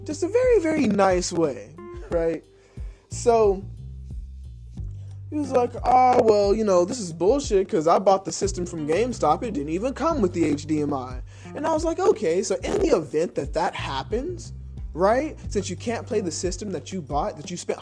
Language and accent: English; United States; a river separated my hometown from Alabama. So, and I lived there for most of my life